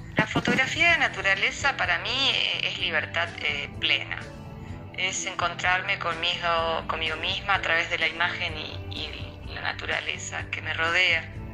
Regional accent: Santa Fe, Argentina; now in Esperanza, Argentina; nací en Santa Fe, ciudad de argentina. Vivo en Esperanza, ciudad de argentina

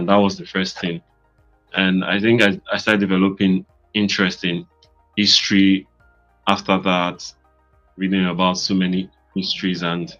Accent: United States; I'm from the States.

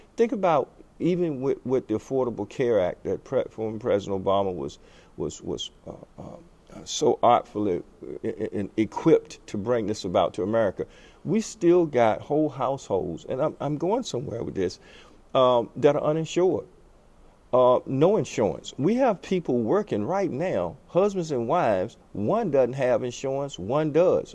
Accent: United States; being an American

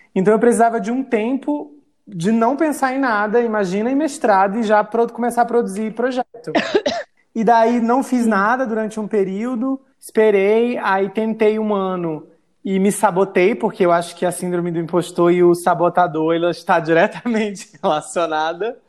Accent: Rio Branco, Acre, Brazil; also born or lived in interior of Rio Grande do Norte / São Paulo; quando eu fui para o Acre, que eu fui para o Acre fazer a quinta série. e terminei os meus estudos em Rio Branco

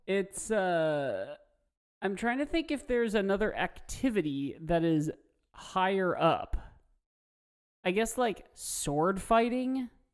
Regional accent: Midwest, United States; Growing up in the Midwest

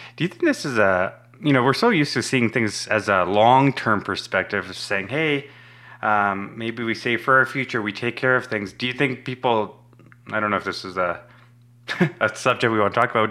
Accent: Tanzania; moved away; I was born in East Africa in Tanzania

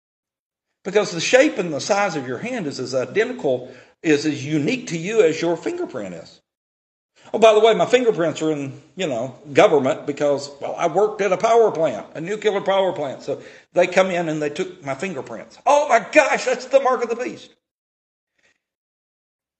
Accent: Tennessee, United States; I'm from Tennessee

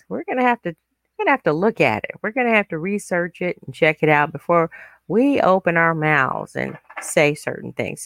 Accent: United States; I am an American, but I'm also very proud of my African heritage

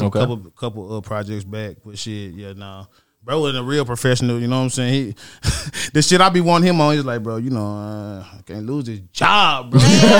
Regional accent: Arkansas, United States; I'm from Arkansas. So like, I'm right by Texas.

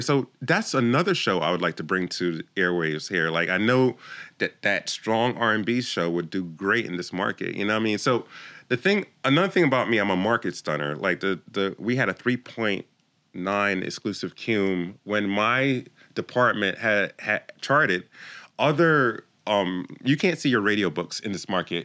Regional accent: Jamaica; moved away; also born or lived in Philadelphia, United States; I came from Jamaica. I was born in Jamaica, a small island

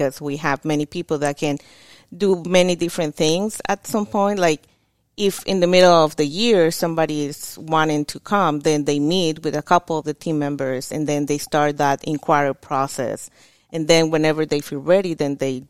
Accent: Mexico; English is a second language; moved away as an adult; now in Tulsa, United States; I'm from Mexico, obviously born in Mexico. But I've been here in Tulsa or in the Tulsa area since

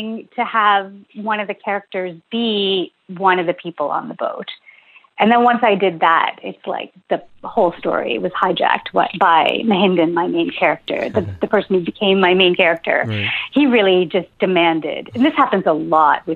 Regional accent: Ontario, Canada; moved away as an adult; now in St. John's, Canada; I live in St. John's. I grew up in Ontario

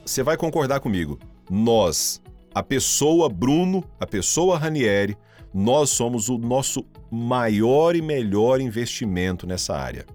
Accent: Caçu, Goiás, Brazil; now in Rio Verde, Brazil; a minha cidade natal, Caçu

